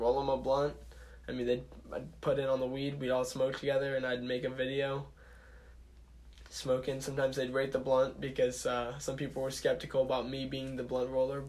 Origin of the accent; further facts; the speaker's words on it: St. Louis, Missouri, United States; I'm from St. Louis, Missouri